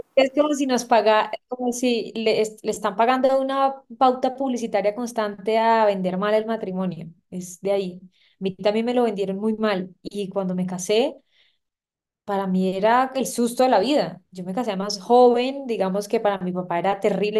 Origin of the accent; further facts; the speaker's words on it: Santa Marta, Magdalena, Colombia; soy una samaria de 31 años, eh, nací y crecí en Santa Marta, tengo padres paisas